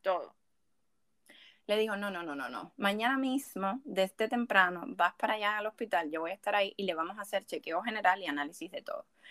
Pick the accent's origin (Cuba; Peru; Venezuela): Cuba; also born or lived in Havana, Cuba; Cuando yo estaba en mi pueblo, yo me sentía tan incómoda